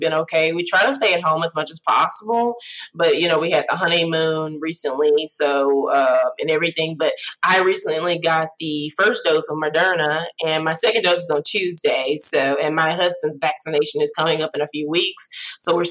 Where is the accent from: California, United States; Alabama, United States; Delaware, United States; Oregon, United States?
Alabama, United States; Alexander City; I graduated high school in 2012 from Alexander City because that's my hometown